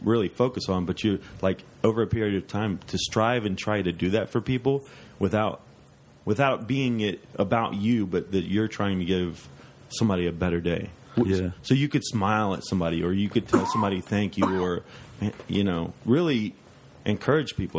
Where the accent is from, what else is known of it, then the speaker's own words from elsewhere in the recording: Dayton, Ohio, United States; I grew up in East Dayton, Ohio, and uh, it was a poor neighborhood